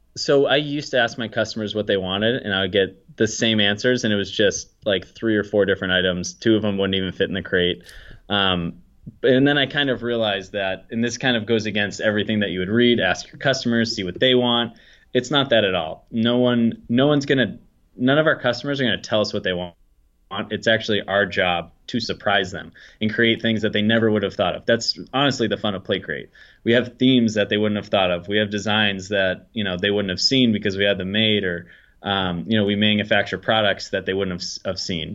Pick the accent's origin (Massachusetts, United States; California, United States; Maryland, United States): Massachusetts, United States; Peabody; also born or lived in Salem, Massachusetts; I'm from Peabody, Massachusetts, about twenty minutes north of Boston. Um, so, yeah, I grew up around here